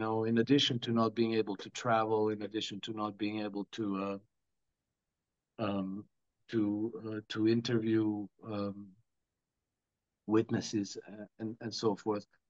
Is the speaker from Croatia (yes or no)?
yes; Croatia; now in Monaco; I come from Croatia, a bit of a Russophobic uh, culture.